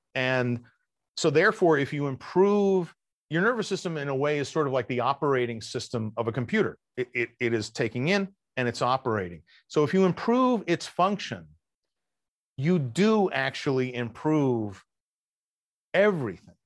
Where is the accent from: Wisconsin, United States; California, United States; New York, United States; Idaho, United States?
New York, United States; I'm from New York